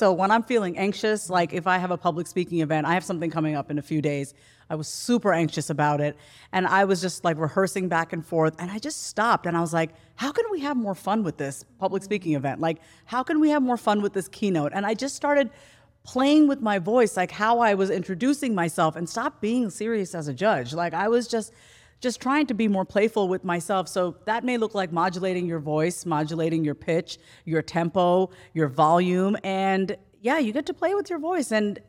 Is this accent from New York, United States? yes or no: yes; New York, United States; I'm from New York